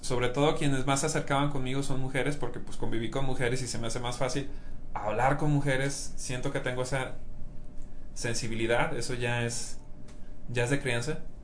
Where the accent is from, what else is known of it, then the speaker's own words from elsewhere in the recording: Mexico; yo soy mexicano